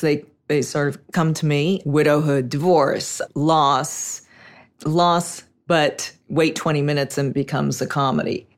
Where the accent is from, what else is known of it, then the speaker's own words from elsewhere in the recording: Los Angeles, California, United States; I'm a native. I grew up in Hollywood